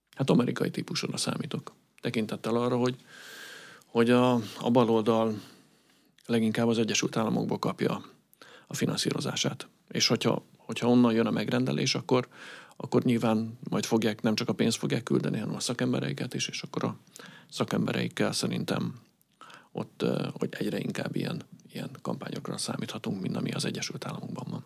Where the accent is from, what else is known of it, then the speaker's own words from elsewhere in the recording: Budapest, Hungary; én a külvárosban nőttem fel